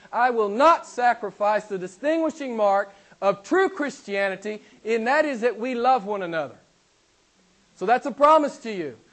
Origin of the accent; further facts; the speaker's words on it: the Bible Belt, United States; I'm from the States and I live in, a, in an area of the States called the Bible Belt